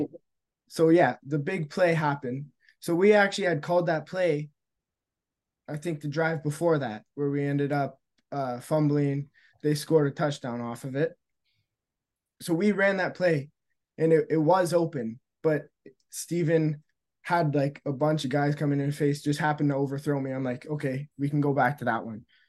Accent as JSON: {"language": "English", "town": "Sudbury", "region": "Ontario", "country": "Canada", "said": "I'm from Serbia. I'm up north"}